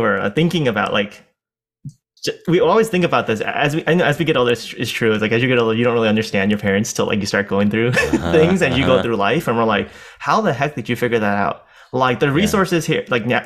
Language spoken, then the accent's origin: English; San Francisco, California, United States; we born and raised in San Francisco, and we've been here quite a while